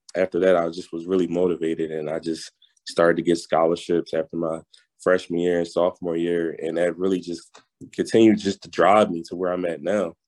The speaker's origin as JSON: {"language": "English", "town": "Philadelphia", "region": "Pennsylvania", "country": "United States", "also_born_or_lived": "North Carolina", "moved": "as an adult", "said": "I'm originally from Philadelphia, mm-hmm. PA"}